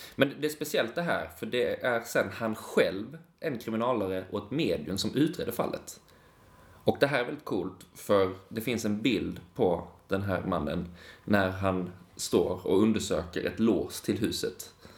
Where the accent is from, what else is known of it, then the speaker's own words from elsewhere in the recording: Lund, Skåne, Sweden; jag är från Lund